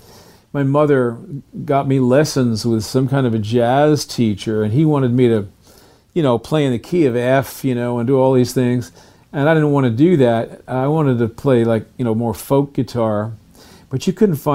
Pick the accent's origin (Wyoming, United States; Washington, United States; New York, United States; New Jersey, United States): New York, United States; New Rochelle; I was born in New Rochelle, New York, which was outside of New York City.